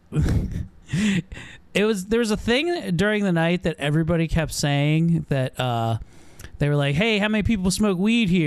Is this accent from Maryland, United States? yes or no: yes; Baltimore, Maryland, United States; We're from Baltimore. Get the fent up in here.